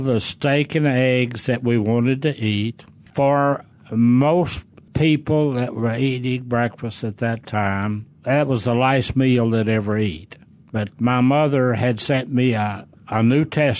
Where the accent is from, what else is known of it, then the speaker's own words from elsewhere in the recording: Stone County, Arkansas, United States; I grew up in Stone County, Arkansas. The county seat was Mountain View